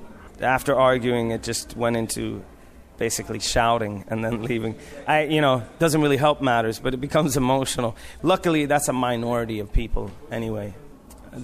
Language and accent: English; Sweden; I was born and raised in Sweden.